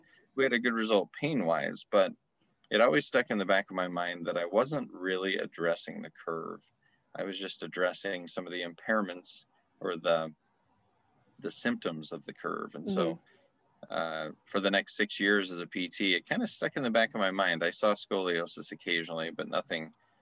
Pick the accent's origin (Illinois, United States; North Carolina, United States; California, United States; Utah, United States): Utah, United States; also born or lived in Arizona; I grew up in Utah and I went to school in Arizona